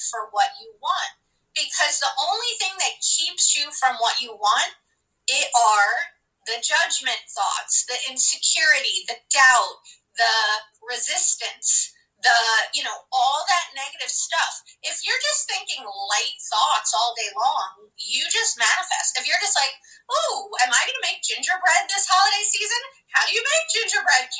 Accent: New York City, New York, United States; I am where I grew up in Brooklyn. I am half Puerto Rican, half Hungarian.

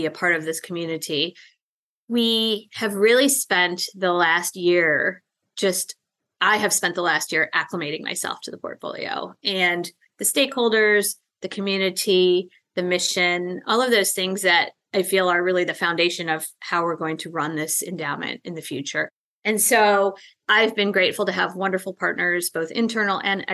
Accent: Chicago, Illinois, United States; I grew up in the suburbs of Chicago

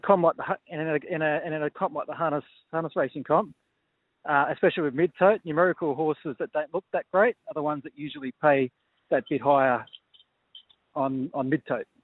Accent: Sydney, New South Wales, Australia; I'm from Sydney

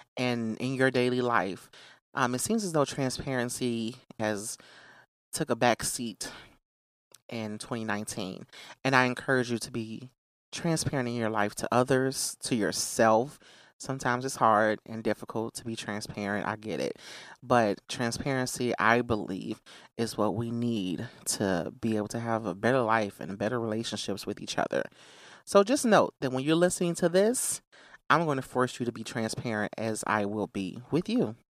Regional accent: Chicago Heights, Illinois, United States; I was born in Chicago Heights.

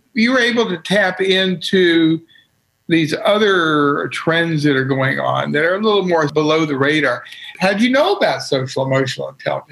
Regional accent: Hampton, Virginia, United States; I grew up in in uh, Hampton, Virginia

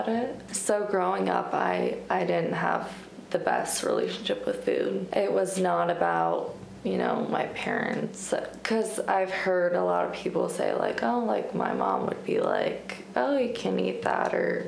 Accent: Erie, Pennsylvania, United States; also born or lived in New York City; I was born and raised in Erie

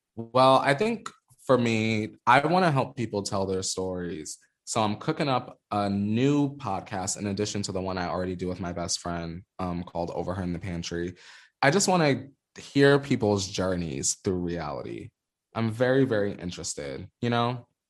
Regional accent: the Poconos, Pennsylvania, United States; also born or lived in New York; now in Los Angeles, United States; I'm from New York, but I grew up in the Poconos where it's a suburb and it's quiet as fuck

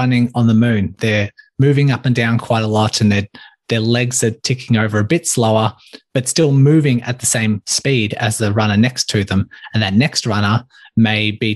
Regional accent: Melbourne, Victoria, Australia; born or raised there

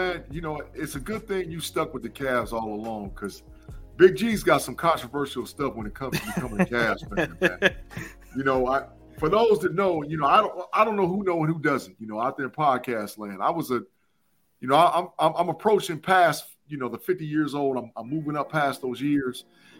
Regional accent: Ohio, United States; because I'm from Ohio

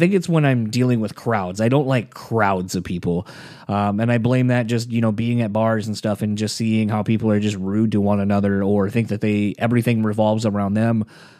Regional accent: Delaware, United States; I grew up in the East Coast originally, so from Delaware.

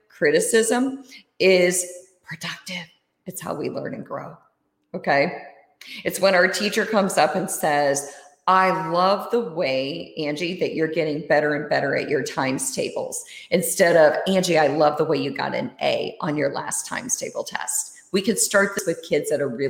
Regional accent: Iowa, United States; also born or lived in Germany / Switzerland; when I was growing up, I lived in Iowa. I grew up in Iowa

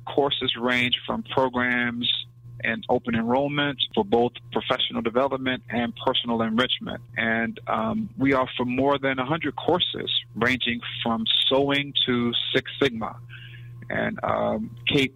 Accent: Mississippi, United States; moved away; also born or lived in West Palm Beach, Florida; I'm originally from West Palm Beach, Florida, and spent my adolescent years in Mississippi

